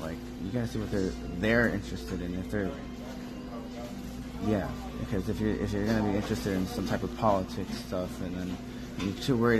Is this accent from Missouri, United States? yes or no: no; Fort Myers, Florida, United States; so we're from Fort Myers area